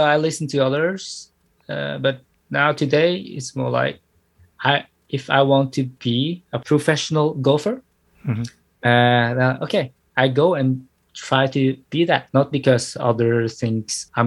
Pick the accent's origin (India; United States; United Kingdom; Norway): Norway; also born or lived in Thailand; I was born in Thailand, born and raised, and I was also raised in Norway, and I became a Norwegian